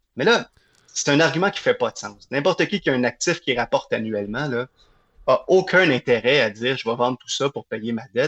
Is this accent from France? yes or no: no; Montreal, Quebec, Canada; je viens de Villemard